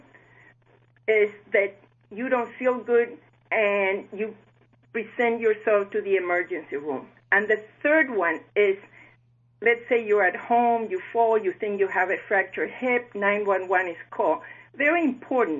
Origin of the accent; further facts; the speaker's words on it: Chile; moved away as an adult; now in South Florida, United States; I was born in Chile, and I had the opportunity to learn, love, and care for seniors as on and off my grandmothers lived with us. On my early 20s, I moved to the United States